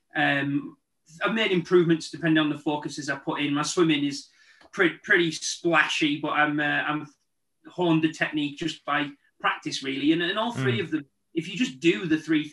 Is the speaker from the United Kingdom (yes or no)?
yes; Darlington, North East England, United Kingdom; moved away; a Darlington, which is my hometown